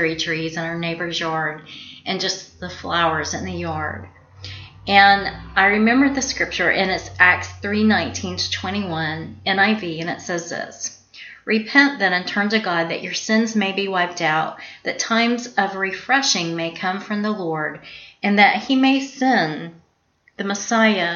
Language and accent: English; South Georgia, United States; moved away; also born or lived in Florida; I was raised and born in Georgia, South Georgia, the deep part of the South, and I also lived a little while in Florida